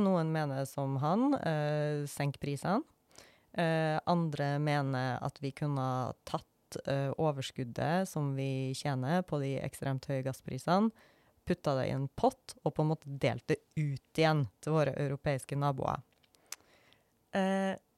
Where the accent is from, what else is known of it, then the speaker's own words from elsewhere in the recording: Norway; jeg bry meg om det som nordmann